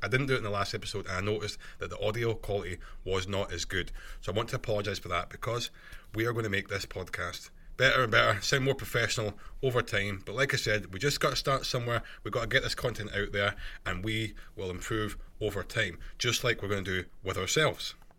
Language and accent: English; Scotland, United Kingdom; accent: Scottish; my Scottish accent